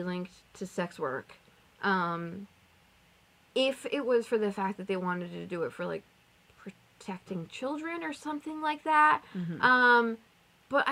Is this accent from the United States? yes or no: no; Canada; us being Canadian